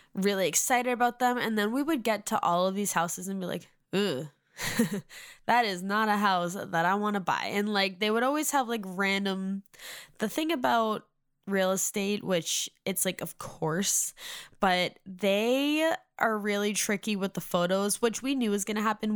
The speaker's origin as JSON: {"language": "English", "region": "Massachusetts", "country": "United States", "moved": "as an adult", "lives_now": "Nashville, United States", "said": "I'm originally from Massachusetts, but for the last four years, since December twenty nineteen, we have been living in Nashville"}